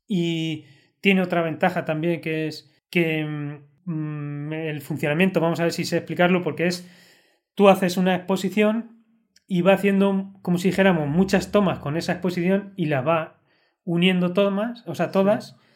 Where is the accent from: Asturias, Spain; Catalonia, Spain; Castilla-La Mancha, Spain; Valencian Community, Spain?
Castilla-La Mancha, Spain; La Roda; es mi pueblo